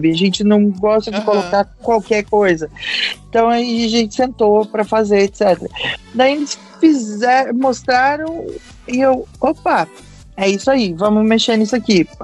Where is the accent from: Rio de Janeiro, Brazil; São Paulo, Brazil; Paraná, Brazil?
Paraná, Brazil; Curitiba; É porque você sabe que eu vim de Curitiba, então é, lá tem uma grande cultura de teatro.